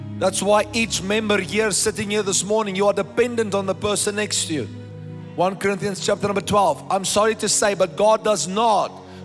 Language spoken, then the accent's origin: English; South Africa; I am a South African